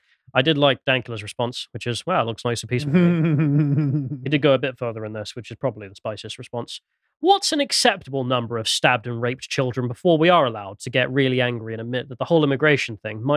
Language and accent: English; England, United Kingdom; from an English perspective